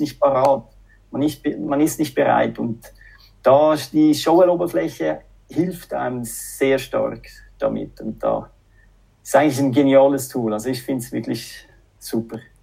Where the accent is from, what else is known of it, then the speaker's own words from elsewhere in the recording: Zurich, Switzerland; accent: Swiss-French; moved away as an adult; also born or lived in Finland; now in Espoo, Finland; so einen schweiz-französischen Akzent. Ja, ich bin eben Doppelbürger, halb Schweizer, halb Franzose, aber ich bin aufgewachsen in Zürich